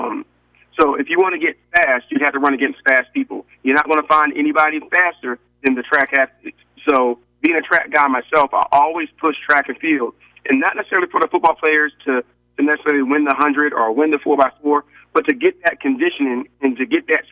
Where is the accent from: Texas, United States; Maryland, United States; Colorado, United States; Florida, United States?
Maryland, United States; now in Savannah, United States; I'm from Maryland